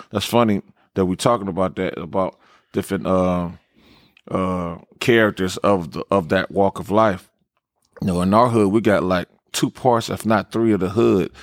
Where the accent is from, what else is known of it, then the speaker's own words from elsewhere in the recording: Los Angeles, California, United States; Slauson and Crenshaw definitely is, is my, is my home and foundation where I grew up as a kid